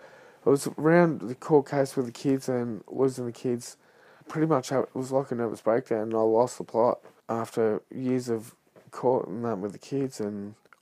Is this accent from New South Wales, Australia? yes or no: no; Whittlesea, Victoria, Australia; moved away as an adult; also born or lived in Melbourne, Australia / Melton, Australia / Kyabram, Australia; I grew up in Whittlesey